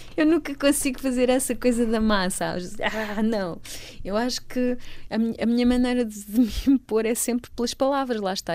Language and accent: Portuguese; Almeirim, Santarém District, Portugal; moved away as an adult; also born or lived in Lisbon / Amsterdam; Eu nasci em Almeirim, uh, portanto sou ribatejana